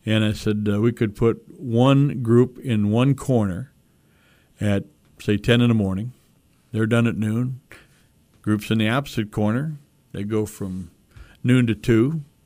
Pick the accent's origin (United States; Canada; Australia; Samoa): United States; Ottawa, Illinois; moved away; also born or lived in South Bend, Indiana; growing up in Ottawa, Illinois